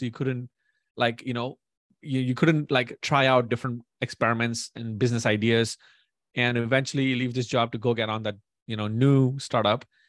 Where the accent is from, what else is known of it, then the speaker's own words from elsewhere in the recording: India; moved away as an adult; now in United States; born and raised in India for twenty years and then moved to the U S.